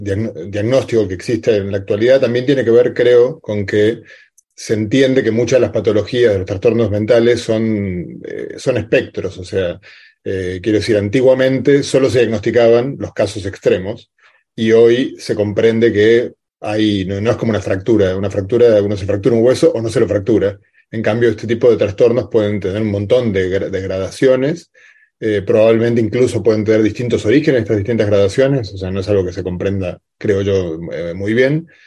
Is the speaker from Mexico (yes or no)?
no; Argentina; yo como, buen argentino